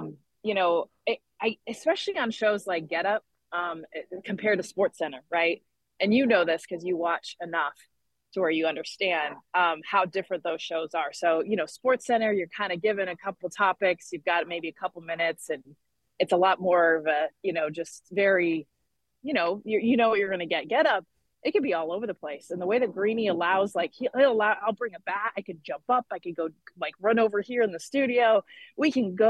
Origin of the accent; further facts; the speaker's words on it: Southern California, United States; I'm from Southern California